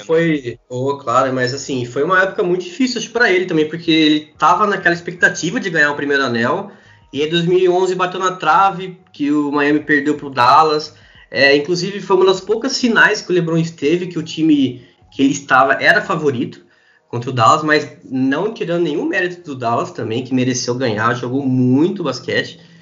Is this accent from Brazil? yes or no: yes; Araras, São Paulo, Brazil; also born or lived in Campinas; eu sou de Araras, interior de São Paulo, estudei um tempo em Campinas